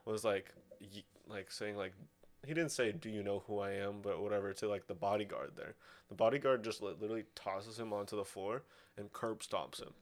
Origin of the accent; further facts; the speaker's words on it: Russia; moved away; also born or lived in Sonoma, California; I was from Russia